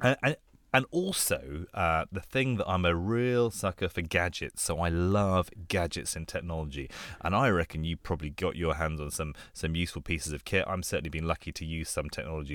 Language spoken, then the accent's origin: English; London, United Kingdom; also born or lived in Bangkok, Thailand; I grew up in London